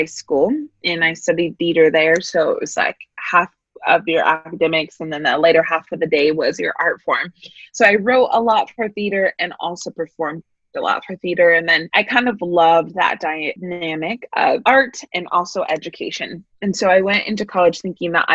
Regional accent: San Francisco Bay Area, California, United States; moved away as an adult; now in Pasadena, United States; born and raised in the San Francisco Bay Area

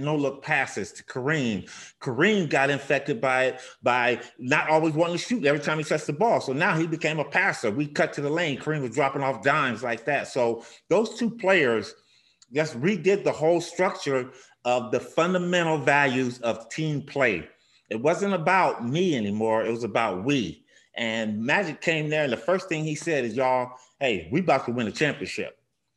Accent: Pasadena, California, United States; I grew up in Pasadena, California, out here in Los Angeles

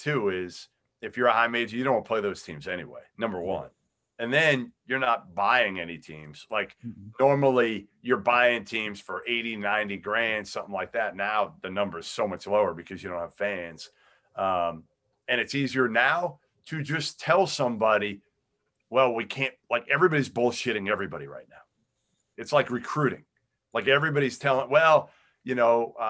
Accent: Massachusetts, United States; I'm from Massachusetts

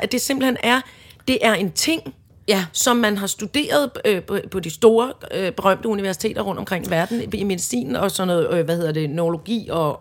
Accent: Søborg, Capital Region of Denmark, Denmark; huset ude i Søborg, hvor jeg voksede op

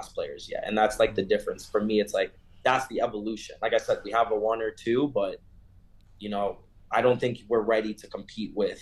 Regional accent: South Florida, United States; moved away as an adult; now in Denver, United States; I grew up in South Florida

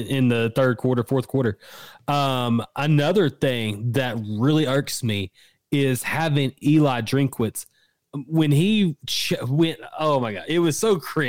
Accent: Spiro, Oklahoma, United States; I grew up in Spiro, Oklahoma.

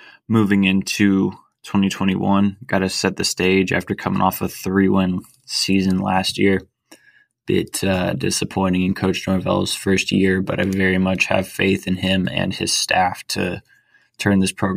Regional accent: Tallahassee, Florida, United States; I'm also an FSU grad, and I grew up here in Tallahassee

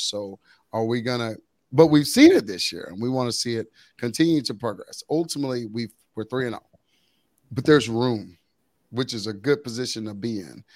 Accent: Waco, Texas, United States; growing up in the Waco area

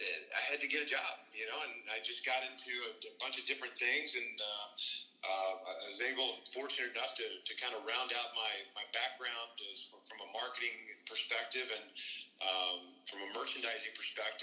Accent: Kansas, United States; We grew up in Kansas

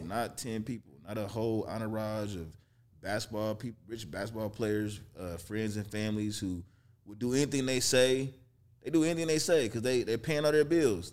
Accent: Kansas City, Missouri, United States; moved away; also born or lived in Detroit, Michigan; I was born in Detroit, raised in Kansas City, Missouri

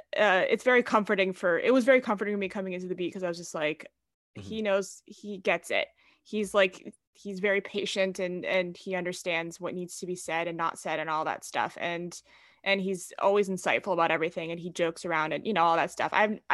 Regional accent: San Francisco, California, United States; I grew up in San Francisco. I grew up a Giants fan

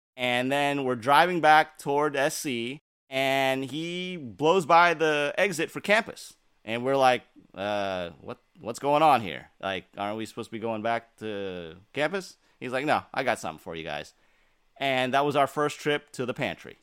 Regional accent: Santa Cruz, California, United States; I grew up in the Santa Cruz area

